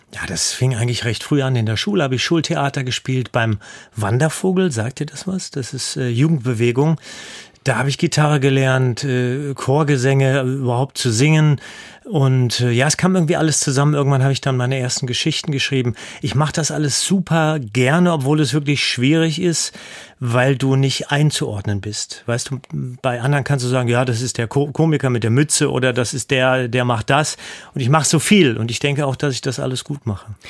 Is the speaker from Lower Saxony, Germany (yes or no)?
no; Hesse, Germany; moved away as an adult; now in Hanover, Germany; Ich lebe im Exil in, in Hannover, ich komme aber aus Hessen